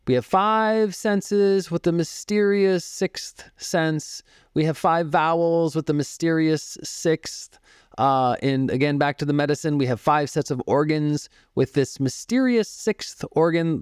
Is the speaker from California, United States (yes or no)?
no; Boston, Massachusetts, United States; now in Phoenix, United States; I grew up in the Boston area. I live in Phoenix now